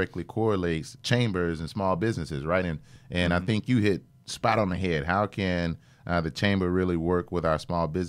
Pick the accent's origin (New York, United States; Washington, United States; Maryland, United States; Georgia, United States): Georgia, United States; Albany; I'm from Albany, Georgia. so it's a little corner pocket of the state in the southwest